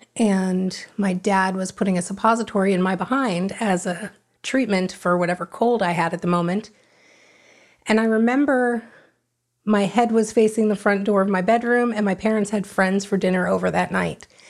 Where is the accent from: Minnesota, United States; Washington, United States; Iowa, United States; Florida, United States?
Florida, United States; Davie; born or raised there; also born or lived in Hollywood, Florida / Fort Lauderdale, Florida